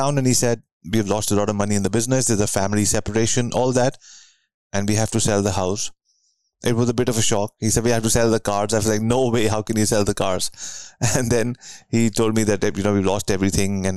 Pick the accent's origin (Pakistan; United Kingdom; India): India; New Delhi, Delhi; moved away as an adult; now in Vancouver, Canada; I grew up in New Delhi, India, and then many years later, moved to Vancouver, Canada